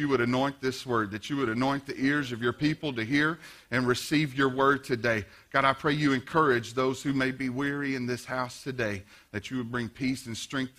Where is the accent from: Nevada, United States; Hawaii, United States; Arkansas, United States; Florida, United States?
Arkansas, United States; Blytheville; Growing up in Blyville, there's a lot of fields around here.